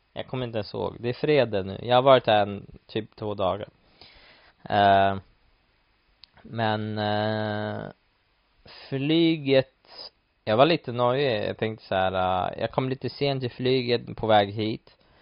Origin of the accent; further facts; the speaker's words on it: Stockholm, Stockholm County, Sweden; moved away as an adult; now in London, United Kingdom; hemma i Stockholm